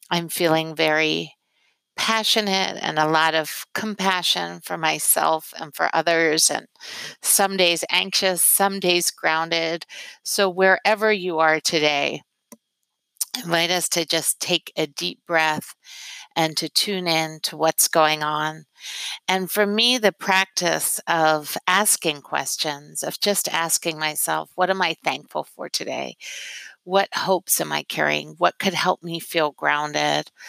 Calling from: Philadelphia, Pennsylvania, United States; I am calling from Philadelphia.

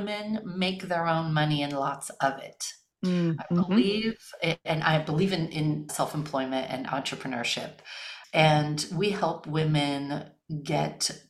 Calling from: Paris, Île-de-France, France; I am calling in from Paris, France

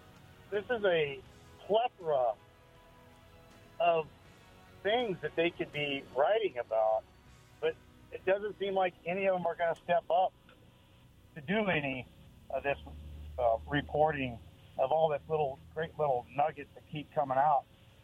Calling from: West Richland, Washington, United States; This is … from West Richland.

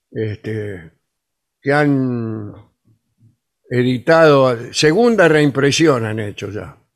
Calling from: Quilmes, Buenos Aires Province, Argentina; Soy el … de Quilmes. Ya estoy listo esperando que arranquen.

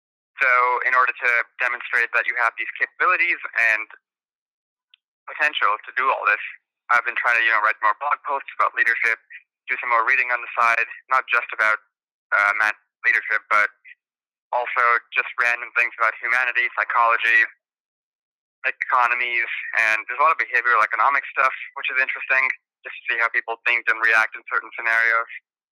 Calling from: Boston, Massachusetts, United States; I'm calling in from Boston

